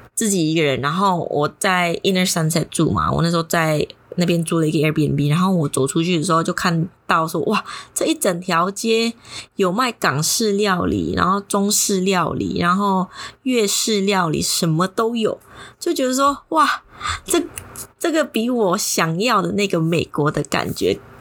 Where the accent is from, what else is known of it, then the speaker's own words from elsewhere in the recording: Indonesia; moved away as an adult; also born or lived in San Francisco, United States; 有一个教会，刚好是印尼人教会，然后我就把自己印妖进去啊